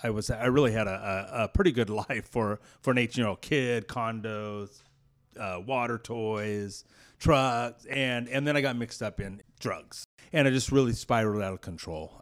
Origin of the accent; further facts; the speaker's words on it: Clovis, California, United States; I grew up in Clovis, California